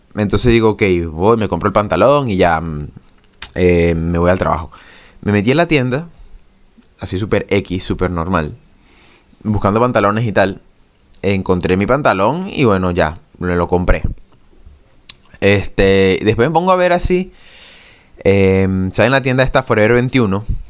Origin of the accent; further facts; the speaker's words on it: Venezuela; now in Chile; yo estoy en Chile, ahora no estoy en Venezuela, y soy venezolano